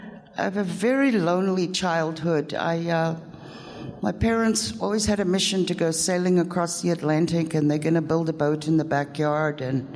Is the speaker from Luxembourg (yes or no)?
no; England, United Kingdom; born there; I was born in England. It all started in 1962.